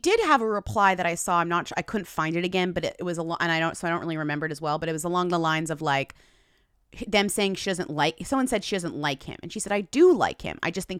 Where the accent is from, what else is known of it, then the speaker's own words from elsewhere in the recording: Newton, Massachusetts, United States; moved away; Shout out Newton, Massachusetts, my hometown.